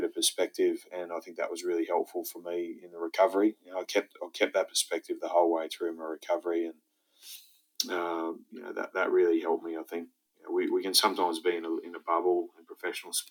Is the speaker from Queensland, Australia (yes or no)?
yes; Brisbane, Queensland, Australia; also born or lived in Saudi Arabia / Galway, Ireland / Mount Morgan, Queensland / Rockhampton, Queensland; here in Brisbane, in my hometown